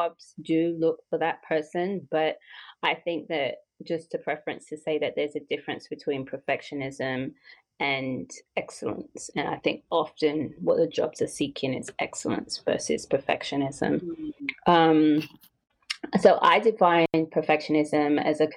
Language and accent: English; London, United Kingdom; moved away as an adult; I am from London and I was born and raised. So I came here when I was 26.